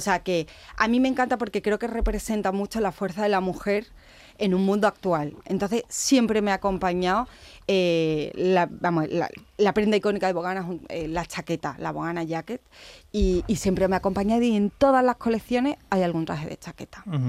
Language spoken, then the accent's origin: Spanish; Osuna, Andalusia, Spain; soy de Osuna